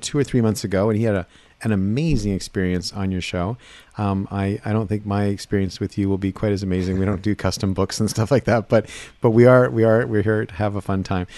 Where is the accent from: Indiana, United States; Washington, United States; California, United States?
Washington, United States; Seattle; I come from Seattle